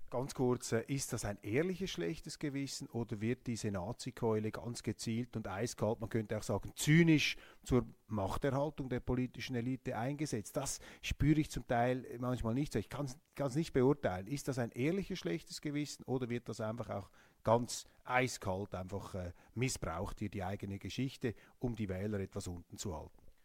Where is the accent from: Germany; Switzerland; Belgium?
Switzerland; als Schweizer